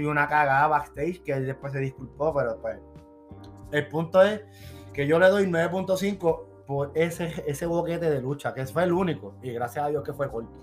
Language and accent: Spanish; Puerto Rico; now in Virginia, United States; somos de Puerto Rico